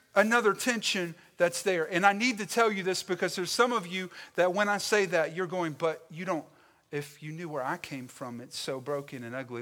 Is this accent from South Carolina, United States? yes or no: yes; Stanly County and the Lowcountry, South Carolina, United States; I am from the South. I am distinctively Southern, all right? My origins are wrapped up in Stanley County and in Lower State, South Carolina.